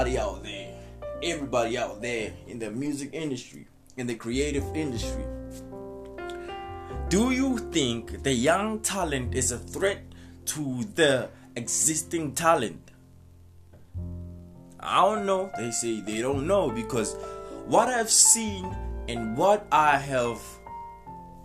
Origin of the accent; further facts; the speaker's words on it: South Africa; I'm from South Africa too.